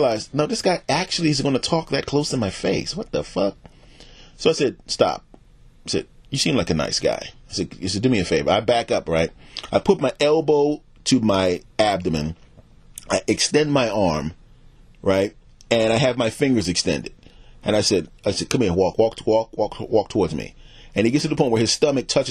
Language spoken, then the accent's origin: English; United States; also born or lived in Philadelphia / New York / New Jersey / the South (family origin); I grew up in the Philadelphia and the New York and New Jersey